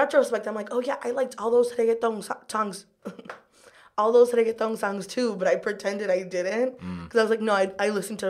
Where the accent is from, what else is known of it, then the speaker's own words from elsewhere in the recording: Kissimmee, Florida, United States; first language Spanish; English is a second language; moved away as an adult; also born or lived in Miami, Florida / St. Cloud, Florida; now in New York City, United States; I lived in Miami when I was very young, but then most of my life I spent in Kissimmee, Florida, which is like next to Orlando.